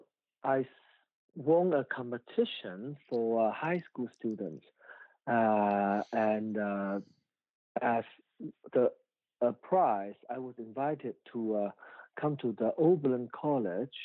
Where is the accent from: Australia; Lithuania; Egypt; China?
China; now in United States; I was born in the year of 1976, and I remember growing up in China in the 80s